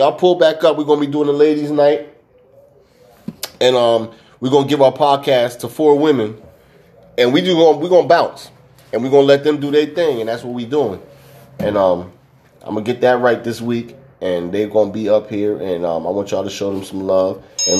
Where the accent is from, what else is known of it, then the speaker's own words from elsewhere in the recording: England, United Kingdom; And, I'm from England, yeah.